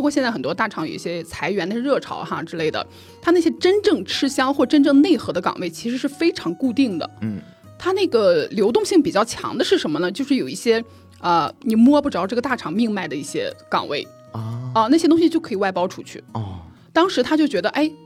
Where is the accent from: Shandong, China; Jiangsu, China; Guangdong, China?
Shandong, China; Jinan; moved away as an adult; now in Hangzhou, China; 我是在我们的家乡济南